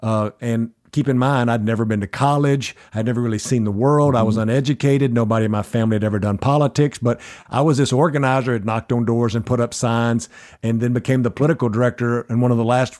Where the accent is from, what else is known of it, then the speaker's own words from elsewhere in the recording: East Texas, United States; I grew up in East Texas. I am not the typical political consultant. I am not the typical operative because I grew up really poor in a place in East Texas where political operatives don't come from.